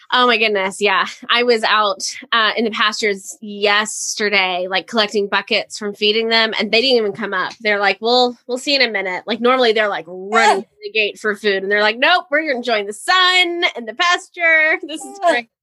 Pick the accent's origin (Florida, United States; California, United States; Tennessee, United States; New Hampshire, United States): Florida, United States; moved away; I lived in Florida. I grew up in Florida, so we got hurricanes